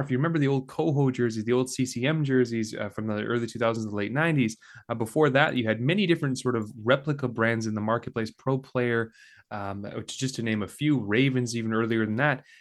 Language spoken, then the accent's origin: English; Calgary, Alberta, Canada; now in St. Catharines, Canada; I grew up in Calgary